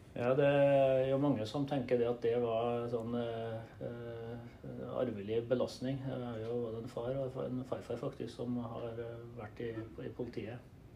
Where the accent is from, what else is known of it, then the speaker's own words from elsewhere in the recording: Trøndelag, Norway; jeg er trønder, eh, bosatt på Levanger. Jeg har bodd i Trøndelag det meste av mitt liv.